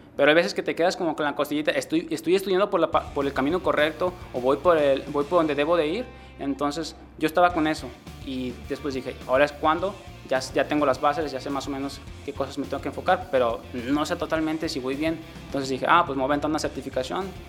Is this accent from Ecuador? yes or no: no; La Huerta, Jalisco, Mexico; also born or lived in Seattle; now in Guadalajara, Mexico; soy de un pueblo que se llama La Huerta, nací allí, pero en el año 2000 me mudé a Guadalajara y desde entonces he estado aquí